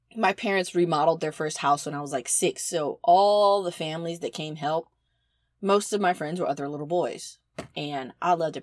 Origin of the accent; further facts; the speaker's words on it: the South, United States; I'm from the South